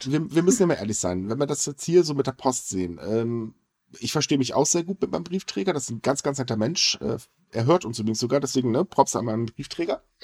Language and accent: German; Germany; bei uns in Deutschland